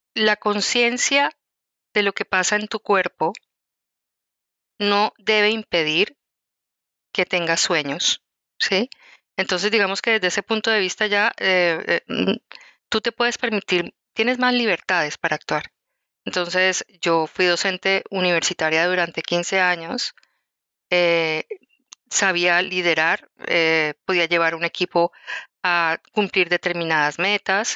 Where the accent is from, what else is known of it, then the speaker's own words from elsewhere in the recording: Bogotá, Colombia; moved away as an adult; also born or lived in Quindío, Colombia; yo nací en Bogotá, que es la capital de Colombia, pero cuando me casé y tuve mis primeros, pues mis dos hijos, decidí irme a vivir a un sitio que es esplendoroso, eh, se llama eh, el Quindío